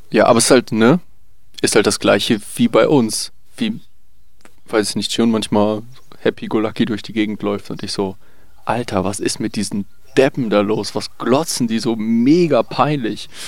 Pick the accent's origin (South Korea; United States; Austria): South Korea; German is a second language; Ich meine, du musst dir halt vorstellen, groß sein an sich als Koreaner ist schon eine Sache.